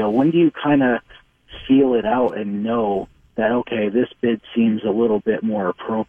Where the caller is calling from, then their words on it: Richfield, Minnesota, United States; Hey, I'm calling from Richfield.